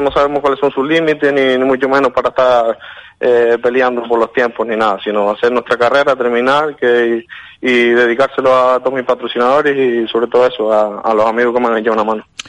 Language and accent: Spanish; Lanzarote, Canary Islands, Spain; yo soy de Lanzarote.